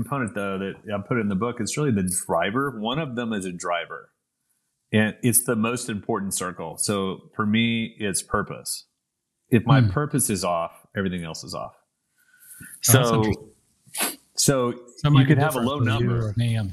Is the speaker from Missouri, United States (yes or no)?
no; Oklahoma City, Oklahoma, United States; moved away as an adult; also born or lived in London; my place dropped from the River Thames to Oklahoma City